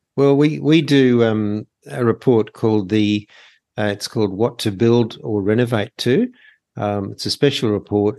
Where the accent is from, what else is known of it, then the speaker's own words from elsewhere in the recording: Sydney, New South Wales, Australia; moved away as an adult; also born or lived in Melbourne; I'm actually from Sydney